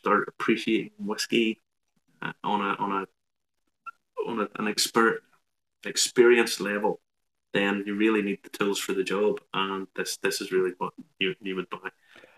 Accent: Ballymena, Northern Ireland, United Kingdom; being from Ballymena

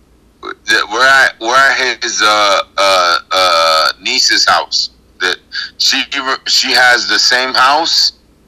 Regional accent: Miami, Florida, United States; moved away; I'm from Miami.

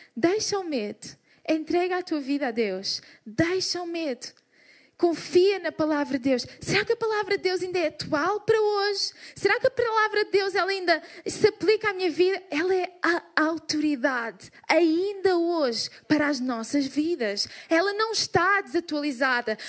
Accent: Portugal; Somos portugueses

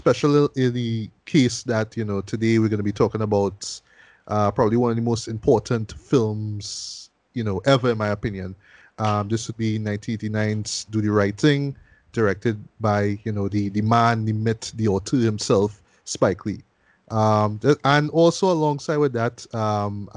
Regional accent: Trinidad & Tobago; me being a Trinidadian

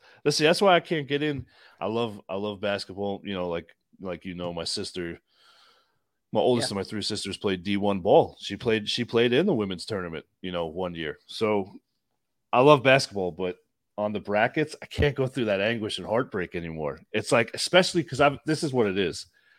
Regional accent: New York, United States; Growing up on Long Island, you lived it one way or another.

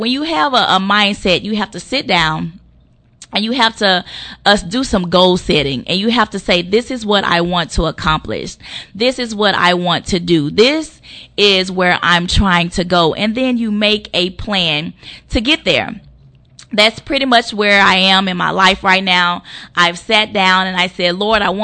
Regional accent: Monroe, Louisiana, United States; I'm from a small town called Monroe, Louisiana. I grew up on the South Side

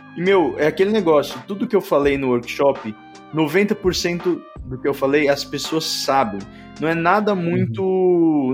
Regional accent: São Paulo, Brazil; Eu sou de São Paulo

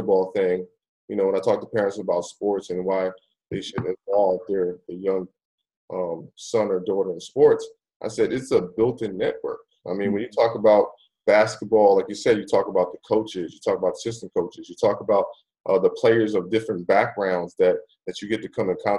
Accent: New Jersey, United States; moved away as an adult; also born or lived in Buffalo, New York / North Florida; I live right there in Jersey.

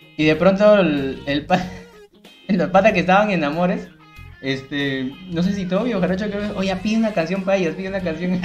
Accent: Lima, Peru; la gente de Nocheto, que también es mi, vecino de barrio, pues, porque yo era Santanita, Nocheto, Perales

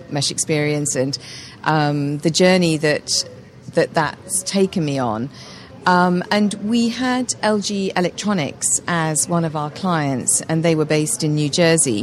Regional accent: Alderley Edge, North West England, United Kingdom; moved away as an adult; also born or lived in London; I grew up in the north of England, in a village called Alderley Edge in Cheshire.

